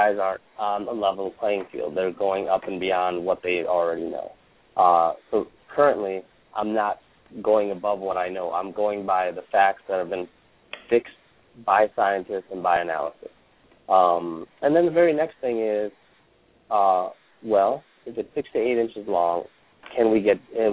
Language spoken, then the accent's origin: English; United States; also born or lived in India; I was born in India, grew up in America